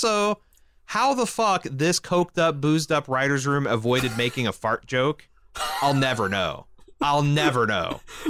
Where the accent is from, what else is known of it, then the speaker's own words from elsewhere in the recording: Midwest, United States; I grew up in the Midwest